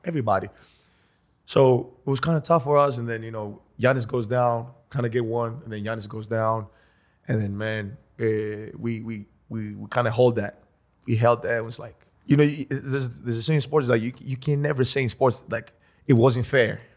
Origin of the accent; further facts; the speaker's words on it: Greece; moved away; we come from Greece.